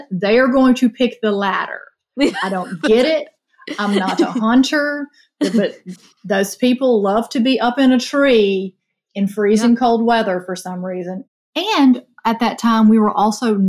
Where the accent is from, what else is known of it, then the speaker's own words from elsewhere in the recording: Rolling Fork, Mississippi, United States; I'm from the Mississippi Delta. I'm from a little town called Rolling Fork